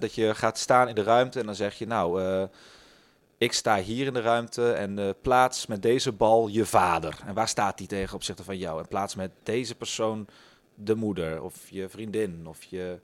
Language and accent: Dutch; Tilburg, North Brabant, Netherlands; moved away; Ik ben in Tilburg opgegroeid